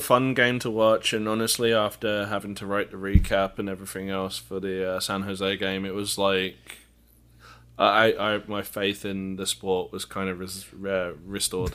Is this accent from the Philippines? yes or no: no; England, United Kingdom; moved away; me being English